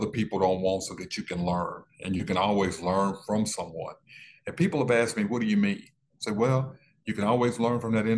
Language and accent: English; Dallas, Texas, United States; I was born in West Dallas